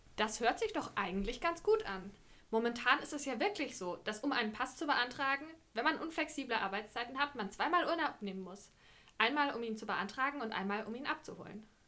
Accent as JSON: {"language": "German", "area": "Lower Franconia", "region": "Bavaria", "country": "Germany", "also_born_or_lived": "Netherlands", "moved": "as an adult", "said": "ich komme aus einem kleinen Dorf in Unterfranken"}